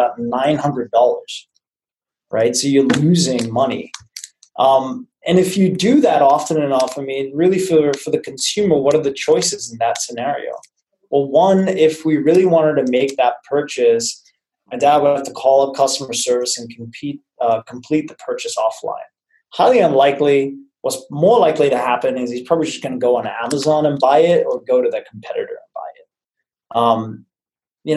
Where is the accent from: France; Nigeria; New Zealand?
New Zealand; now in San Francisco, United States; I'm originally from New Zealand